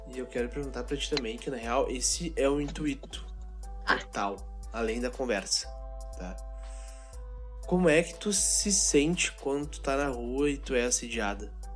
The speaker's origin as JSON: {"language": "Portuguese", "town": "Santo Antônio da Patrulha", "region": "Rio Grande do Sul", "country": "Brazil", "said": "Eu jogava num timezinho lá na minha cidade, de Santo Antônio da Patrulha"}